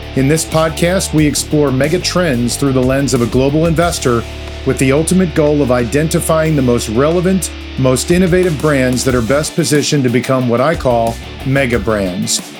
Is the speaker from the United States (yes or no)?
yes; New Jersey, United States; I'm from Jersey